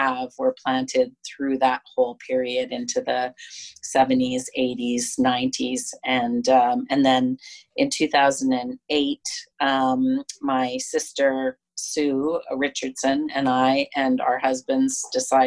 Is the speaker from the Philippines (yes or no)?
no; Kelowna, British Columbia, Canada; I grew up on the Sperling Vineyard in Kelowna